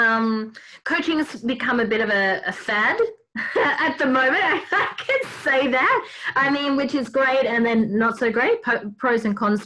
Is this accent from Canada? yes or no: no; Australia; accent: Aussie Bogan; a nice Aussie Bogan accent.